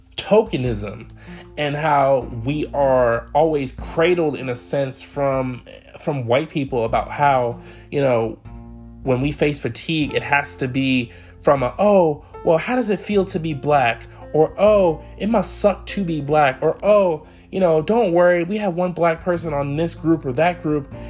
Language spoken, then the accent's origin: English; Clarksburg, Maryland, United States; also born or lived in Salisbury, Maryland; I grew up in Montgomery County, Maryland. For those of you who may be from MoCo, I'm from Clarksburg